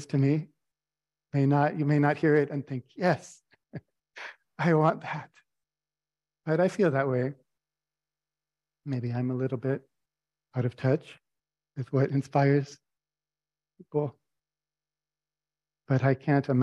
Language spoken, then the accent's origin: English; Albuquerque, New Mexico, United States; I grew up in the Albuquerque Friends Meeting